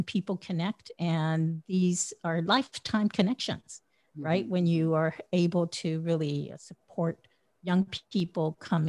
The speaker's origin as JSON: {"language": "English", "town": "Long Beach", "region": "California", "country": "United States", "said": "And I said, Long Beach."}